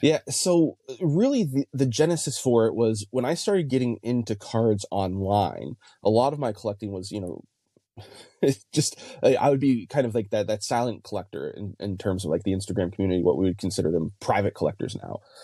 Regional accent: New England, United States; I grew up in New England

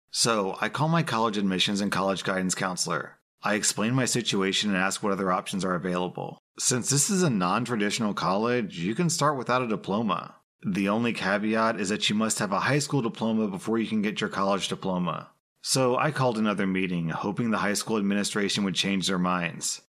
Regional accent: United States; As an American

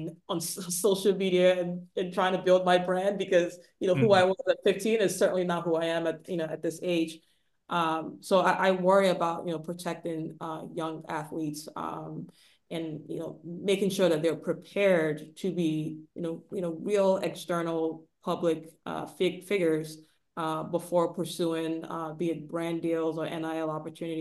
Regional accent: Nigeria; moved away; I grew up in the 90s too, but I was born in Nigeria

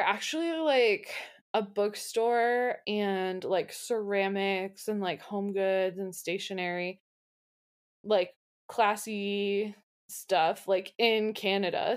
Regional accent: Pittsburgh, Pennsylvania, United States; I'm from Pittsburgh

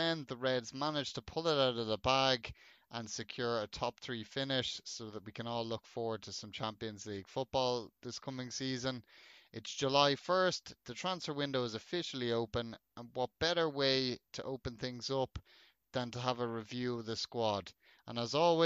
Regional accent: Ireland; As an Irishman

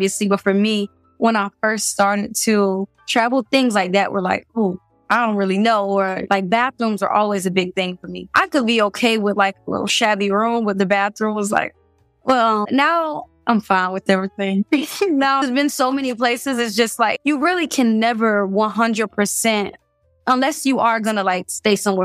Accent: Miami, Florida, United States; moved away as an adult; I'm from Miami

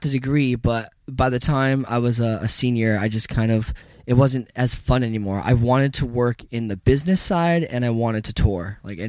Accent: Ventura, California, United States; I grew up in Ventura, California.

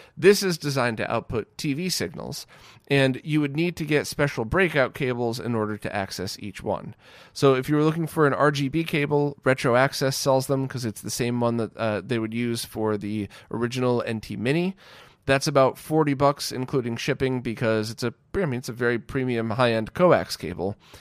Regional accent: United States; where I grew up in the States

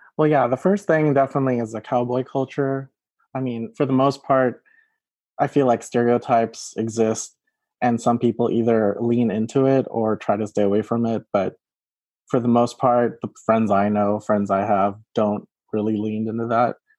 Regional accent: Texas, United States; also born or lived in Philippines; I was born in the Philippines and then immigrated to Texas

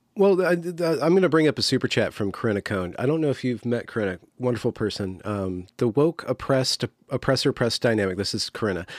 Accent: United States; as an American

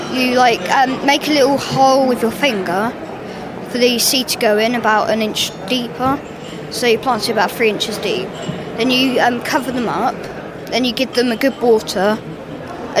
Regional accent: Woodbridge, East of England, United Kingdom; I'm from Woodbridge, Suffolk. I'm 11

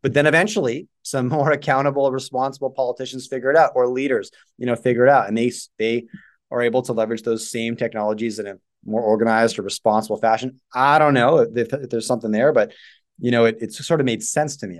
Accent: Canada; I was just born here

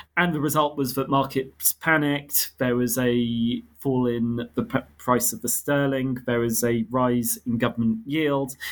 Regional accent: United Kingdom; I grew up in Britain, but I have ancestry on my mother's side from Armenia and Ethiopia

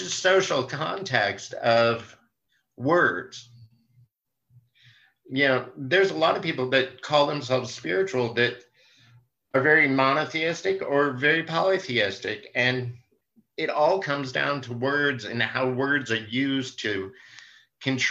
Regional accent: central Indiana, United States; moved away as an adult; I grew up in a rural area in Indiana

